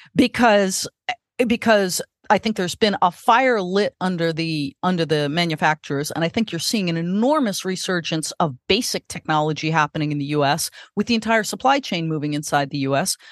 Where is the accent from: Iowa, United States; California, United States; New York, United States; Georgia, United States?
California, United States; And I was born in California